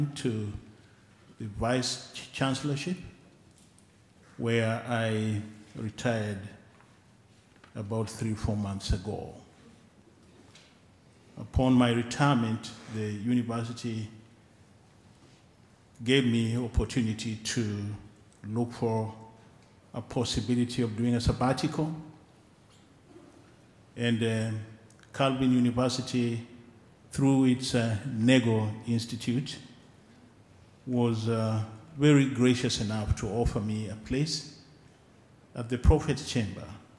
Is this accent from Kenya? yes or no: yes; Kenya; I'm a Kenyan